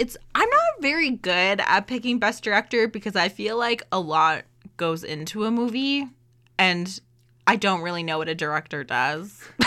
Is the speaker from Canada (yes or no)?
yes; Canada